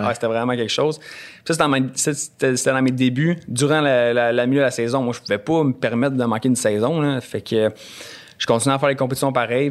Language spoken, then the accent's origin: French; Bromont, Quebec, Canada; je viens de Bromont